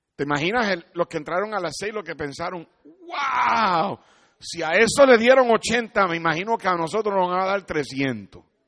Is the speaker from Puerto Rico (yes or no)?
yes; Puerto Rico; Yo soy un jíbaro de Puerto Rico